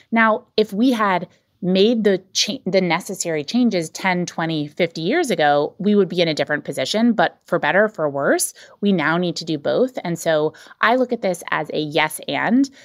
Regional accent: North Carolina, United States; I grew up in North Carolina

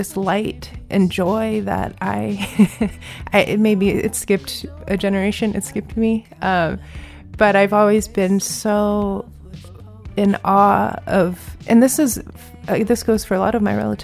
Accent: Virginia, United States; I grew up in Virginia with my mom

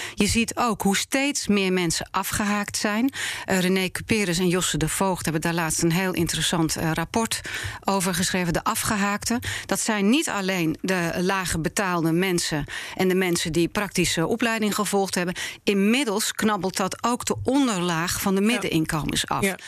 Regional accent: Netherlands; ik ben een Nederlander. Ja. Ik ben hier geboren en eh, opgegroeid.

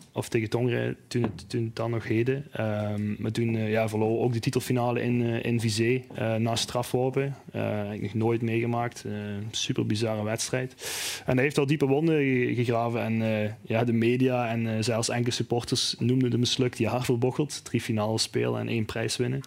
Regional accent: Neerpelt, Flanders, Belgium; Ik ben zelf eh, geboren en getogen in Neerpelt

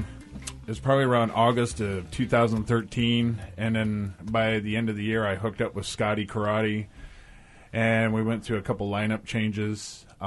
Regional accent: McCleary, Washington, United States; Grays Harbor.

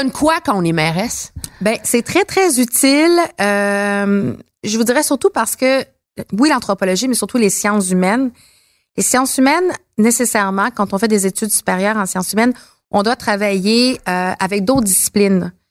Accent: Montreal, Quebec, Canada; j'ai grandi à Montréal

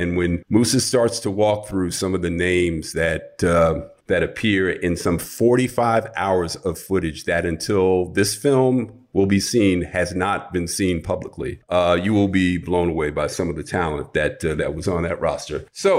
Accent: New York City, New York, United States; now in West Coast, United States; New York City is my hometown. Despite having lived on the West Coast for many years

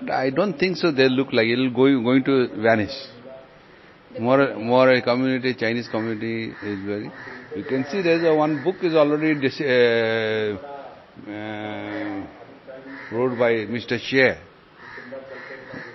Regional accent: Jalpaiguri, West Bengal, India; also born or lived in Rajasthan; now in Kolkata, India; I was born in Jalpaiguri, that side, with my father and mother.

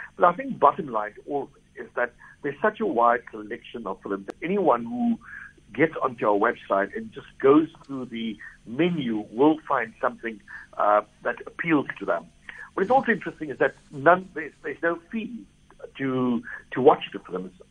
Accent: South Africa; us as South Africans

